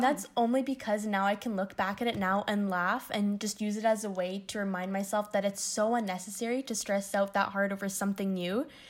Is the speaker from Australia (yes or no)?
no; Windsor, Ontario, Canada; moved away as an adult; now in Toronto, Canada; I'm originally from Windsor, Ontario, which is about four and a half hours away from Toronto.